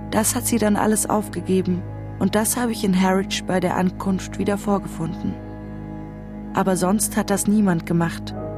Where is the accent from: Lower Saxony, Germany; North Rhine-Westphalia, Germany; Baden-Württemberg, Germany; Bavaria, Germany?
Bavaria, Germany; now in London, United Kingdom; Ich bin eine bayerische jüdische Britin